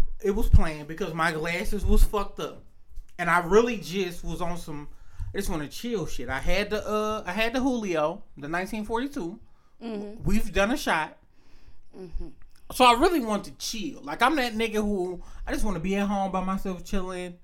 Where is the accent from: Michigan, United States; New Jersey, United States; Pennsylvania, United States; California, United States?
Michigan, United States; Detroit; we're from Michigan, Detroit